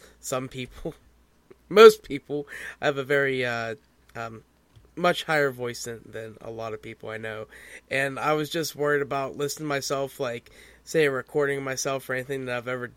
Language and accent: English; Pennsylvania, United States; I hail from the Pennsylvanias of America